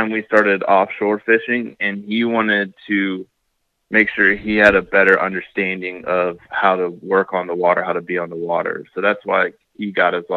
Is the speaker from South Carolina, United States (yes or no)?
yes; Columbia, South Carolina, United States; I grew up in Columbia, South Carolina, which is not on the coast